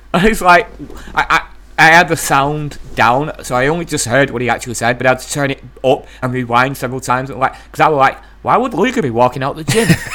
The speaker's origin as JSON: {"language": "English", "area": "East Lancashire", "region": "North West England", "country": "United Kingdom", "said": "I, I am a guy from East Lancashire, the north of England."}